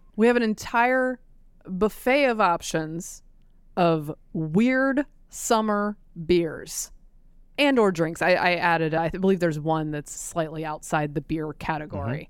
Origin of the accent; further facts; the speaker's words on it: United States; I'm an American